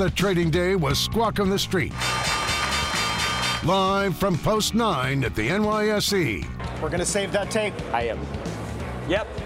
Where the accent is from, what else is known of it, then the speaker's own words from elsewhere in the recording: Philadelphia, Pennsylvania, United States; I'm from Philadelphia, and I love listening to your accent.